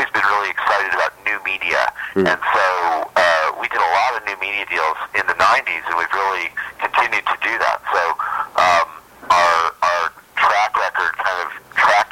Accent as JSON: {"language": "English", "town": "Ogden", "region": "Utah", "country": "United States", "tie": "born or raised there", "also_born_or_lived": "Maine / Washington, D.C.", "moved": "as an adult", "lives_now": "New York City, United States", "said": "I'm actually from Ogden, Utah."}